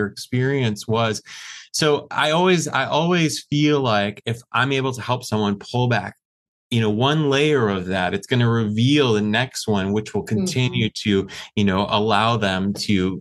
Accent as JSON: {"language": "English", "region": "Michigan", "country": "United States", "tie": "born or raised there", "said": "I grew up in Michigan, the state of Michigan in the US"}